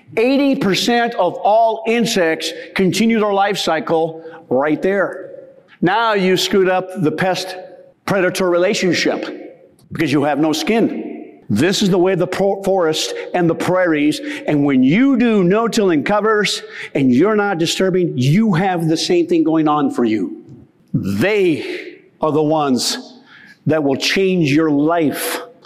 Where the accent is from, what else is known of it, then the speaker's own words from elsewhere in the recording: the West, United States; growing up in the West